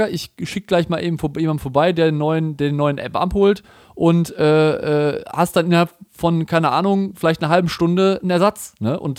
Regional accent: Cologne, North Rhine-Westphalia, Germany; Also bei uns, ich komme ja aus Köln, war letztens Karneval, ne?

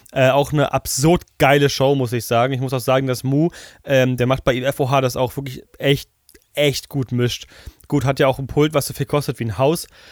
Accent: Germany; bei uns in Deutschland

